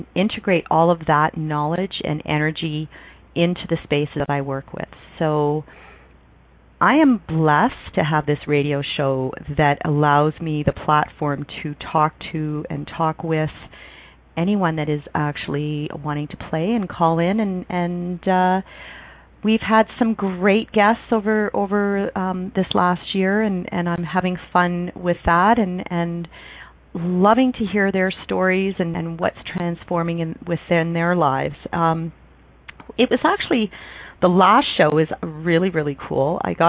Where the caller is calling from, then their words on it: Calgary, Alberta, Canada; I'm calling from Calgary, Alberta.